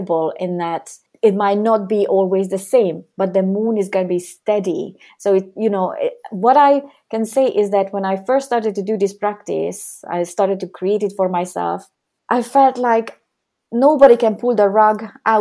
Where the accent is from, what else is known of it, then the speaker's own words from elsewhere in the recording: Hungary; I was born in Hungary, and when I was 17, that's when the Cold War was ending